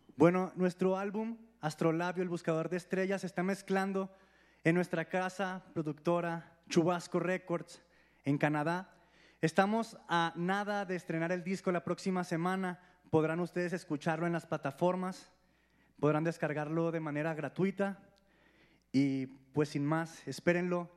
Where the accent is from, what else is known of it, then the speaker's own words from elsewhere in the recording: Mexico; como mexicanos